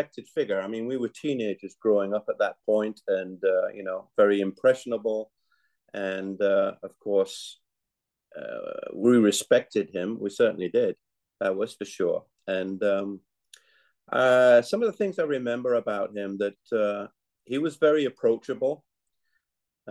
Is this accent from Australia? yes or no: no; Yorkshire and the Humber, United Kingdom; now in United States; I was born in England and grew up in Yorkshire and now live in the United States